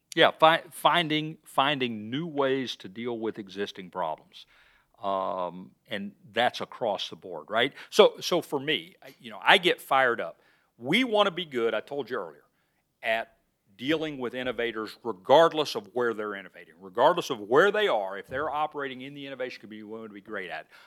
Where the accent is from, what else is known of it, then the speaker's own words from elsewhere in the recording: Birmingham, Alabama, United States; moved away as an adult; also born or lived in Montana; now in Iowa, United States; I grew up in Birmingham, Alabama in the sixties and seventies